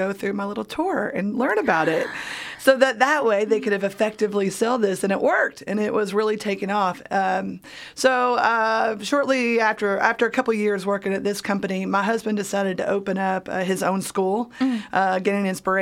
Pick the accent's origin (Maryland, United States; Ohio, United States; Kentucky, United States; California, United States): Kentucky, United States; Laurel County; also born or lived in Charlottesville, Virginia; now in Lexington, United States; I grew up largely in Laurel County